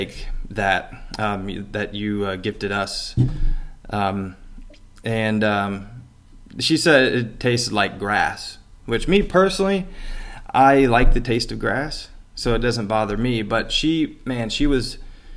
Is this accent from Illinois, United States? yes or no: yes; Metropolis, Illinois, United States; moved away; Back in my hometown, where I grew up with my mom, Metropolis, Illinois